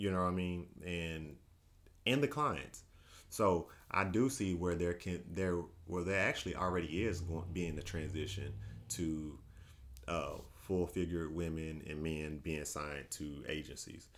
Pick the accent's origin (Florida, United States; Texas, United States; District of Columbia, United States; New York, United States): Texas, United States; Paris; moved away as an adult; now in Dallas, United States; I grew up in Paris, Texas